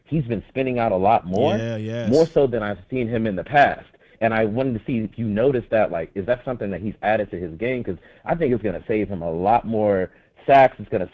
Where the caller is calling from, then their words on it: Oxnard, California, United States; Thanks for having me on, man. Thanks for taking my call. I'm actually calling from Oxnard, California.